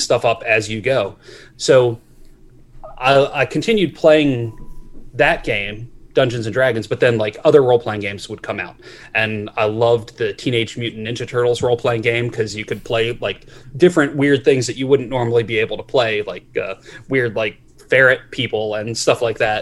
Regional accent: Maryland, United States; I grew up in Maryland

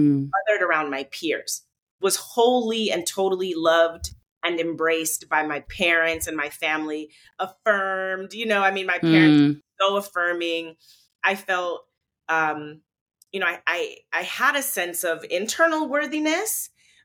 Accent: Charlotte, North Carolina, United States; I grew up in the South. I grew up in Charlotte, North Carolina

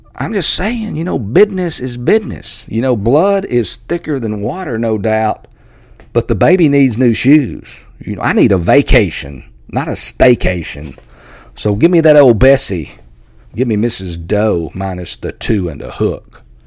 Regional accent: Texas, United States; my home state of Texas

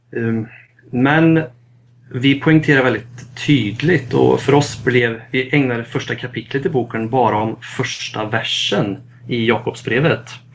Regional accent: Västergötland, outside Falköping, Västra Götaland, Sweden; also born or lived in Lidköping; jag är uppväxt i Västergötland, utanför Falköping

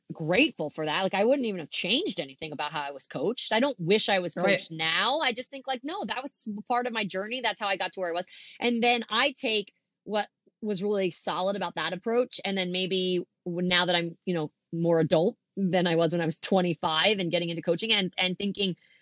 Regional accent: Philadelphia, Pennsylvania, United States; I'm like from Philadelphia

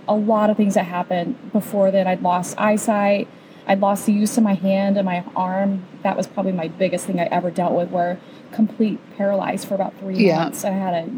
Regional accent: Indiana, United States; moved away as an adult; also born or lived in Colorado Springs, Colorado; now in Nashville, United States; I was raised in Indiana, moved to Colorado when I was 21

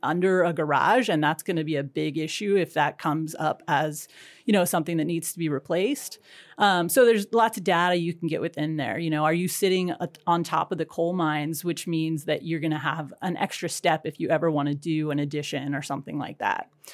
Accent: Whatcom County, Washington, United States; I grew up in Whatcom County and you know, going to Ferndale

